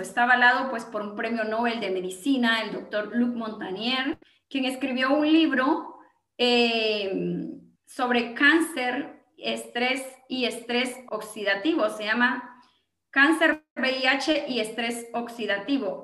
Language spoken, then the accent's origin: Spanish; Gualán, Zacapa, Guatemala; yo soy de Gualán, Zacapa, Guatemala